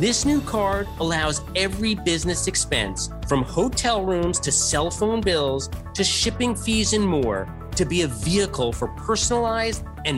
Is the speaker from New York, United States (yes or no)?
yes; Westchester, New York, United States; also born or lived in Queens; I was born in Queens, but we moved to Westchester when I was really just a toddler.